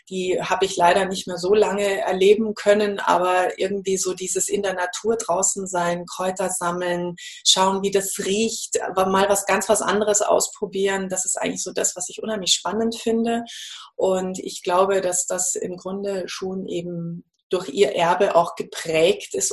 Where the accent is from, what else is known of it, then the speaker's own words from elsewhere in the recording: Munich, Bavaria, Germany; also ich bin in München aufgewachsen und habe da auch studiert